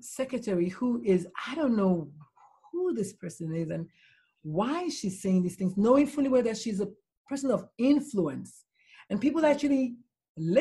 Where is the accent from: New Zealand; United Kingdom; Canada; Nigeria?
Nigeria; now in Texas, United States; I grew up in Nigeria.